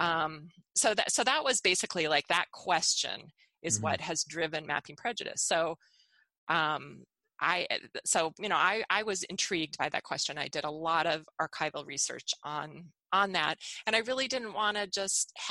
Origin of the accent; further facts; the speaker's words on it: Minneapolis, Minnesota, United States; moved away as an adult; also born or lived in North Carolina; I'm a Minneapolis native. I grew up in Minneapolis